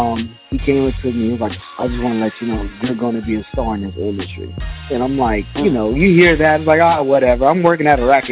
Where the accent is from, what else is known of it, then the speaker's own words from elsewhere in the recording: Tampa, Florida, United States; I grew up in Tampa.